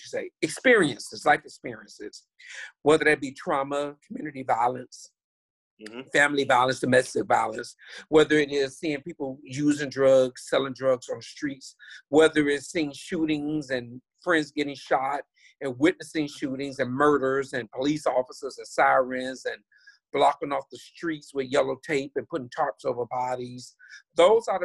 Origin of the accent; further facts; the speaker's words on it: Miami, Florida, United States; I grew up in Liberty City, Scott Projects in Miami, Florida